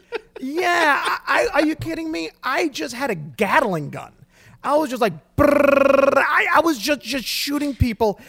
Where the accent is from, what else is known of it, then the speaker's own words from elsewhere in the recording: Brooklyn, New York, United States; we come from Brooklyn, New York